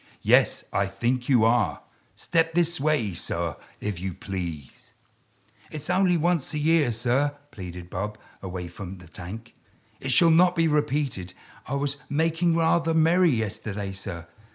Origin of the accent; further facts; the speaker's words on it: London, United Kingdom; I grew up in South London